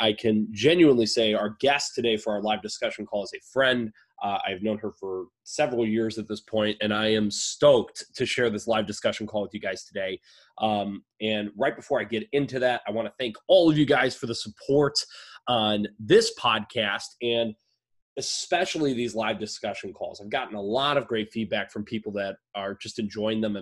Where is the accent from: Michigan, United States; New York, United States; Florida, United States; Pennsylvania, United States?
Michigan, United States; Oakland County; my hometown, around the vicinity of my hometown in Oakland, Michigan